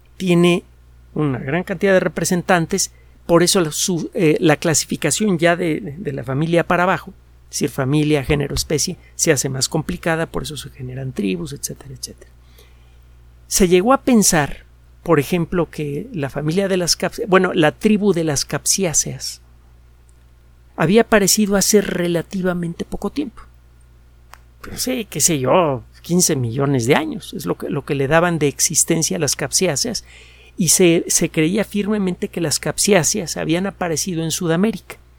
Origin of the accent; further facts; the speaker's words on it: Mexico City, Mexico; also born or lived in Yucatán; Yo nací en la Ciudad de México, bueno, creo que, que, soy yucateco.